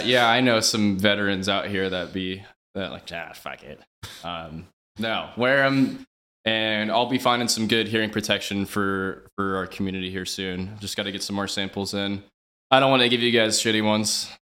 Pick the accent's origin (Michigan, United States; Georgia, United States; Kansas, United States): Kansas, United States; Overland Park; I grew up uh, in Overland Park, it's like Johnson County, on the Kansas side